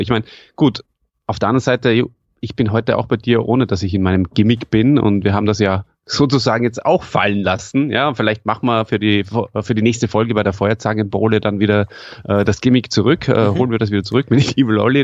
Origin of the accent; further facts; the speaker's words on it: Salzburg, Austria; accent: Salzburger Schmäh; als Österreicher